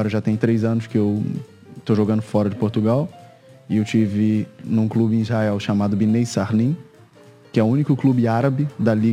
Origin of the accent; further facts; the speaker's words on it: Niterói, Rio de Janeiro, Brazil; also born or lived in São Gonçalo; Eu nasci em São Gonçalo, no Rio de Janeiro, mas desde pequeno vivo, vivi em Niterói. Niterói. Também no Rio de Janeiro.